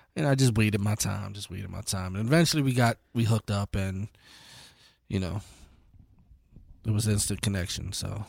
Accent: Lancaster, Pennsylvania, United States; born and raised here

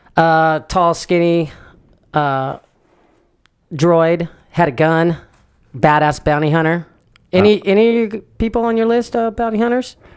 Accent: Newport Beach, California, United States; I was born in Newport, but mm-hmm. but I was I lived on L Street

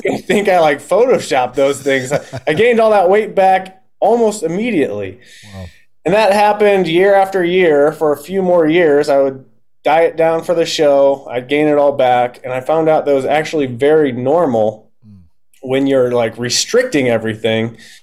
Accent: Omaha, Nebraska, United States; I'm in Omaha, Nebraska.

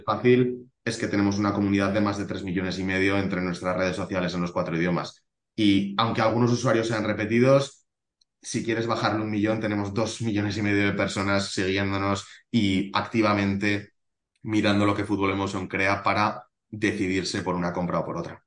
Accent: Zaragoza, Aragon, Spain; Y yo soy de Zaragoza, he vivido aquí toda la vida

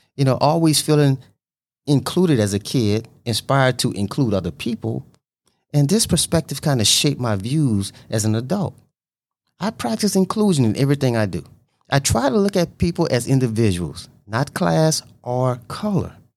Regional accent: Louisiana, United States; I was born in Louisiana

